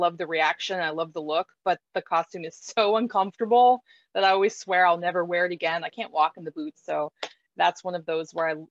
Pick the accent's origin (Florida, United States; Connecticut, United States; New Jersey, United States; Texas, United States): Florida, United States; moved away; I was born and raised in Florida.